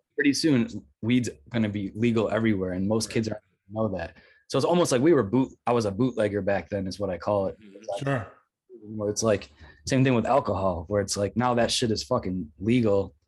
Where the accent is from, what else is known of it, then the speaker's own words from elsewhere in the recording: Rochester, New York, United States; moved away as an adult; also born or lived in Brooklyn, New York; I moved back to Rochester from Brooklyn last year